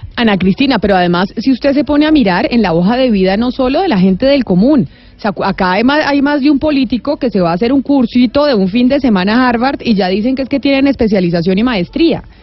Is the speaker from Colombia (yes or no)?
yes; Colombia; estamos siendo los colombianos